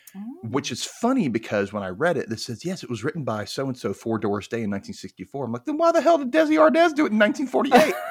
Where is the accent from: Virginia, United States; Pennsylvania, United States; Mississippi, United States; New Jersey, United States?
Mississippi, United States; I grew up in Mississippi.